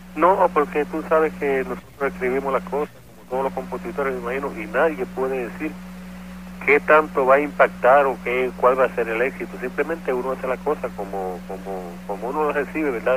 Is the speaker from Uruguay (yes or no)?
no; San Juan, Puerto Rico; also born or lived in Naguabo, Puerto Rico; y me crié en Sunoco, Villa Palmera.